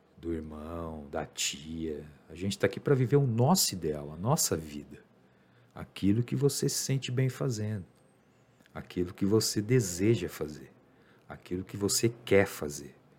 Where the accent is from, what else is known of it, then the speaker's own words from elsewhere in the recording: Brazil; eu sou brasileiro